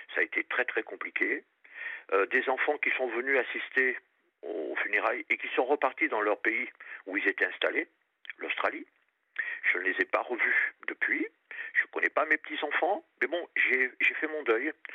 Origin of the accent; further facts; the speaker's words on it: Réunion; also born or lived in Périgord; now in France; je suis du Périgord et j'ai passé toute mon enfance à La Réunion.